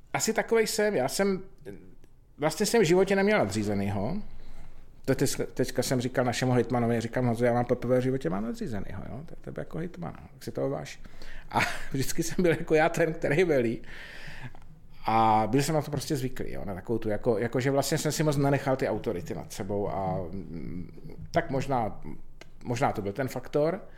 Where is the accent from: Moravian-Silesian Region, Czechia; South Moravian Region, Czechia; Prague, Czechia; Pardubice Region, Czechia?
South Moravian Region, Czechia; Pálava region; jsem vyrůstal v Podpálavu, což je teda jako naprosto nádherný kraj